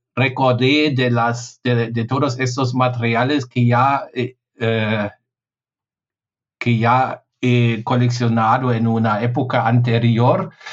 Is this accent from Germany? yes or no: yes; Germany